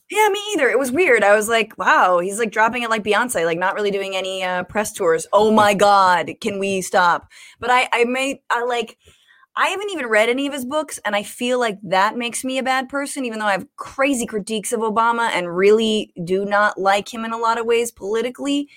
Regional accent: California, United States; I'm from California

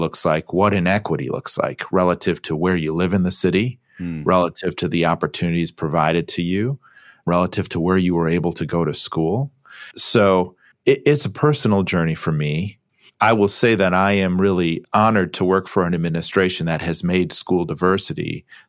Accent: Grand Rapids, Michigan, United States; So my parents are both public school educators. I grew up in Grand Rapids, Michigan, and, you know, a lot of conversations around the kitchen table

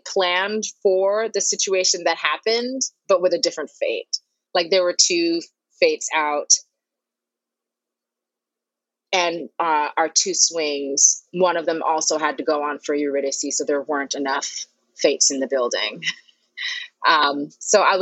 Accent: New York City, New York, United States; also born or lived in Harlem, New York; I'm from Brooklyn originally. My folks are still there. I'm in Harlem now.

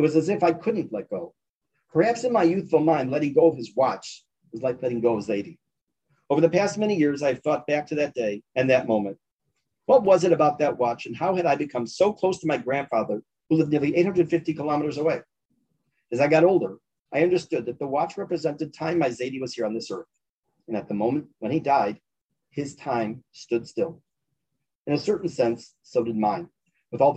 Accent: Chicago, Illinois, United States; I grew up in Chicago, much of my family, including my maternal grandparents, lived in Toronto

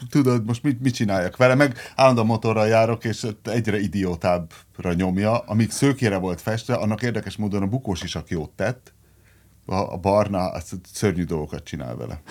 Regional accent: Szombathely, Vas, Hungary; én ugye Szombathelyen nőttem fel, és az ottani gimiből kerültem egyből a szombathelyi laktanyába

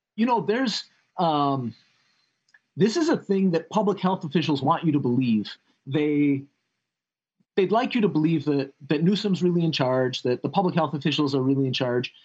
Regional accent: Chicago, Illinois, United States; I come I come from Illinois. I was born on the south side of Chicago.

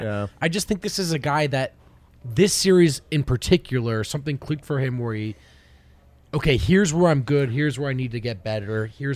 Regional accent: New Jersey, United States; I'm totally, Irish yeah. and I'm from New Jersey.

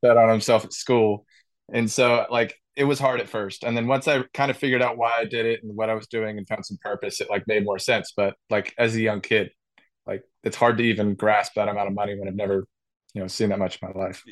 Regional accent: San Diego, California, United States; growing up in San Diego

